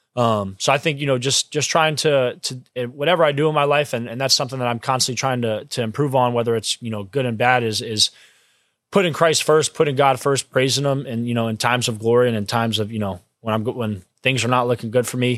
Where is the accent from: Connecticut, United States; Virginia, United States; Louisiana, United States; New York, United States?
Virginia, United States; Springfield; I'm from Springfield, Virginia, Northern Virginia, about thirty-five minutes away from, uh, College Park